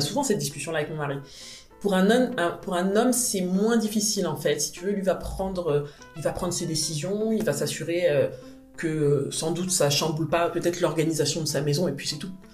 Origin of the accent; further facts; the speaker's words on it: Paris, Île-de-France, France; J'ai grandi à Paris. Je suis arrivée à Paris, j'avais moins d'un